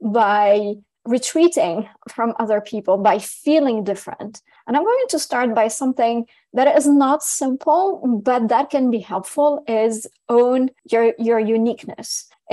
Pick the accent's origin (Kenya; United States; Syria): Syria; English is a second language; also born or lived in France; I was born in France from Lebanese, Syrian, Armenian parents who left France to go back to Syria.